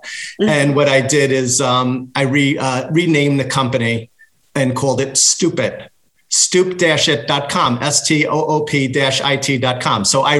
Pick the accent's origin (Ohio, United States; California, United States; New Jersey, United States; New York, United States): New York, United States; Long Island, Suffolk County; I'm from Long Island, New York, Suffolk County.